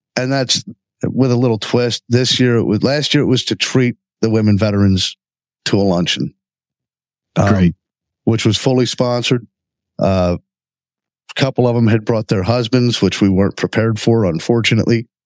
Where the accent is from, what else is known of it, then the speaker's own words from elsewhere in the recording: Redondo Beach, California, United States; now in Lancaster, United States; I was born in Redondo Beach, California, moved out here in 1974